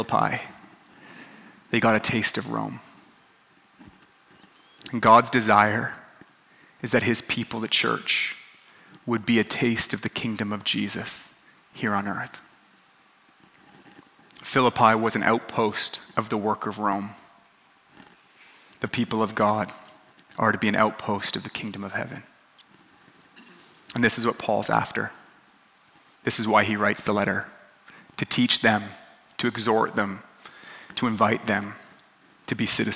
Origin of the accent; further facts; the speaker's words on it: Canada; now in Los Angeles, United States; I'm a dad, I'm Canadian